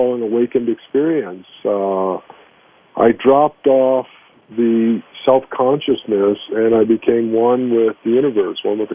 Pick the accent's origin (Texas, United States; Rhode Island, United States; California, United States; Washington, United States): California, United States; Long Beach; also born or lived in Brooklyn, New York / Los Angeles; we moved to Long Beach, California, and I grew up there